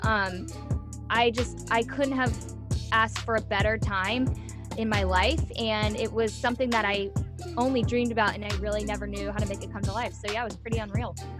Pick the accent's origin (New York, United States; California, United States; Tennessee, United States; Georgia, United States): California, United States; Orange County; also born or lived in San Diego; I'm from Southern California. I grew up in Orange County all my life